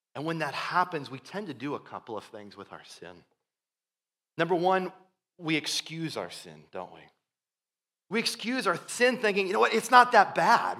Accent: Iowa, United States; growing up in Iowa, we would occasionally have, uh, B fifty twos flying overhead

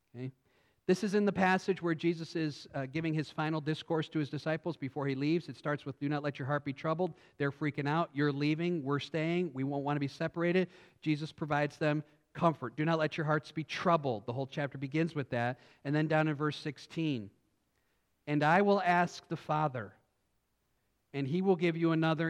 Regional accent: United States; we as American Christians

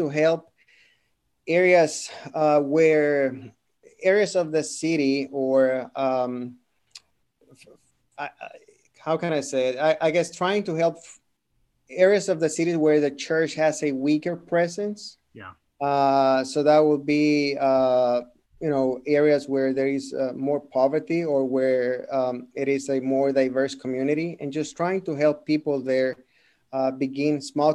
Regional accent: Monterrey, Nuevo León, Mexico; moved away as an adult; now in Houston, United States; I'm from Monterrey, which is northern Mexico, born and raised there.

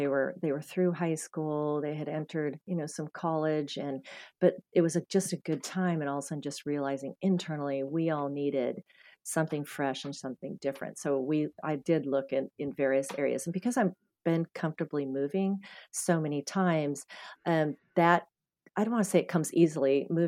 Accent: Scottsdale, Arizona, United States; North Scottsdale area there, you know, that I grew up mostly in Arizona.

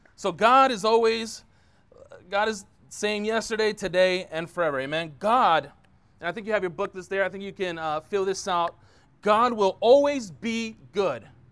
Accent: San Francisco, California, United States; now in Concord, United States; born and raised in San Francisco

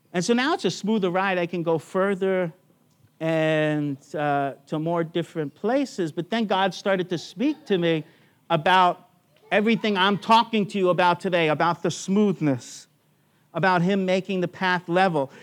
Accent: United States; now in Australia; I'm an American who became an Australian citizen by choice.

